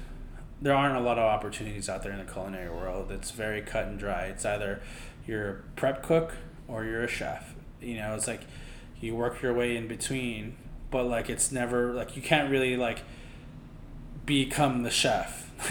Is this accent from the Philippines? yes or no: yes; Philippines; now in New York, United States; plus I'm Filipino.